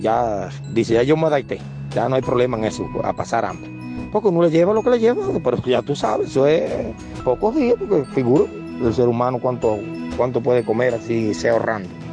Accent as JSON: {"language": "Spanish", "country": "Cuba", "said": "nuestros deberes como cubanos"}